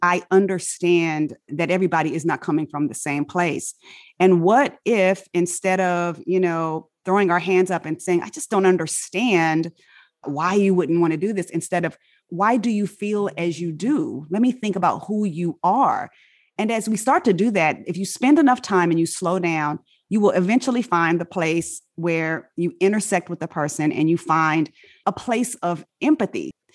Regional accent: Inglewood, California, United States; accent: African-American vernacular; first language African-American Vernacular English; moved away; I grew up in Inglewood, California.

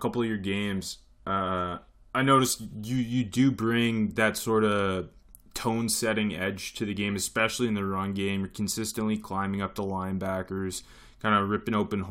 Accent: Canada; I'm actually Canadian

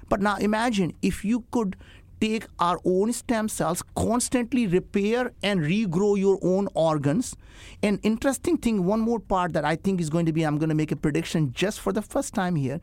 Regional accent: India; English is a second language; moved away; I grew up in India

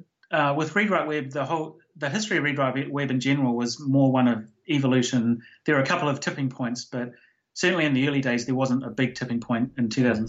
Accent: New Zealand; And the fact that I was from New Zealand, there was this nobody from New Zealand writing stuff about technology

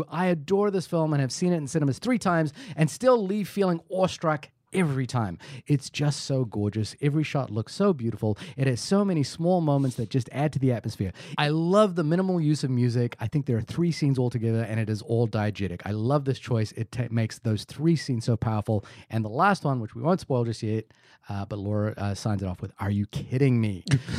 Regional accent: New Zealand; I am a New Zealander.

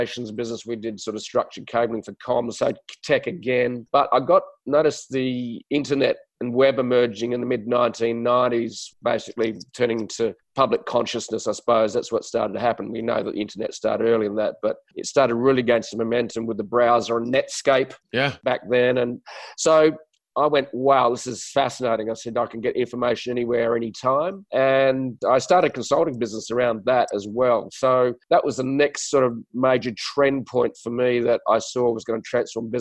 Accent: Adelaide, South Australia, Australia; accent: Aussie accent with a touch of English; moved away as an adult; also born or lived in Sydney, New South Wales; I'm from Australia, so I speak with a strange accent. For some other people around the world, it's an Aussie accent with a touch of English, I suppose, because I was raised in a little city called Adelaide

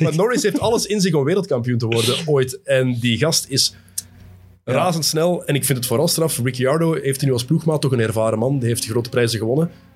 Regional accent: Belgium; Als Belg

